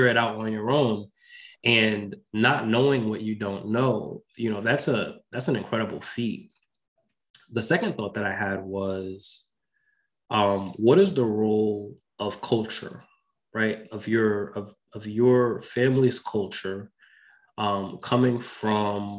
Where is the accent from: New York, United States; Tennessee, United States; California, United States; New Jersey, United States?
New York, United States; Westchester County; I also grew up in New York, I grew up in Westchester County